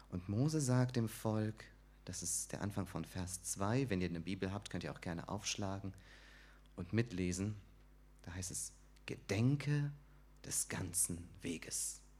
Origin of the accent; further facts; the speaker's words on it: Sandhausen, Baden-Württemberg, Germany; Ich komme aus Sandhausen, bin dort in der christlichen Gemeinde Sandhausen